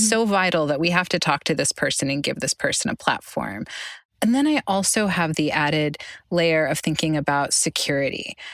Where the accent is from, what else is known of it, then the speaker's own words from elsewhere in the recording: Oklahoma, United States; my home state, Oklahoma